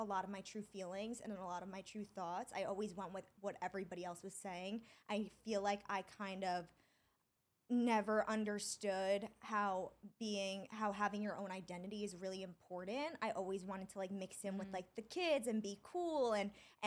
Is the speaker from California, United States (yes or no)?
no; Long Island, New York, United States; also born or lived in Syosset / Dix Hills; I grew up on Long Island and I bumped around to towns a lot